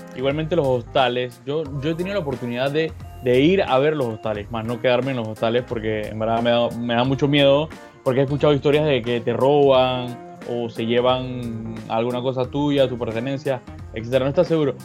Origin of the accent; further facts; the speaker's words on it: Panama; yo no soy irlandés, yo soy panameño.